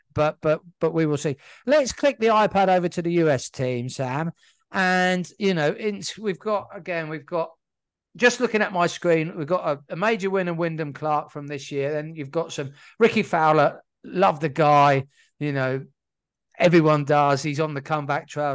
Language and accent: English; United Kingdom; being British as we are